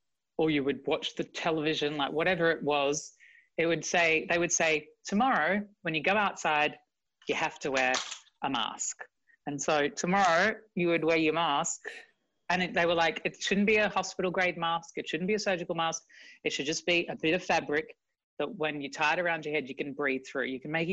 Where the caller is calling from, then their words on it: London, United Kingdom; I'm in London, in East London.